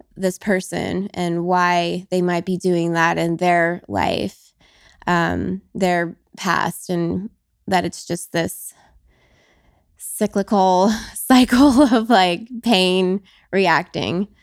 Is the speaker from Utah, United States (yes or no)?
no; Las Vegas, Nevada, United States; I was born and raised in Vegas